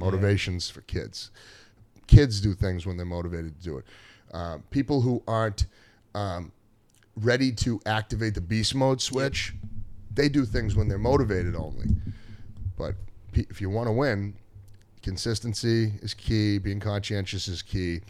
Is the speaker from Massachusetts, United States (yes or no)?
yes; Gloucester, Massachusetts, United States; I grew up in Gloucester, and I went to Gloucester High School, then I went to Salem State afterwards